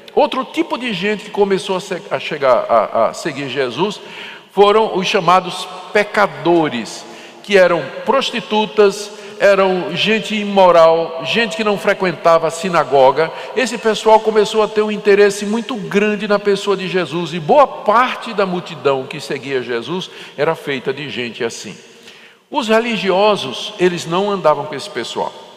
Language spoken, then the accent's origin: Portuguese; Northeast Region, Brazil; eu sou nordestino